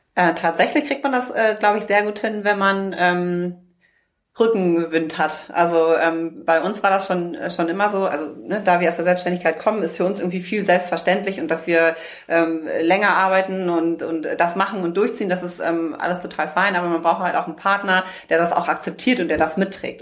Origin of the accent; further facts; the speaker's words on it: North Rhine-Westphalia, Germany; now in Hamburg, Germany; Wir kommen ja ursprünglich aus dem Rheinland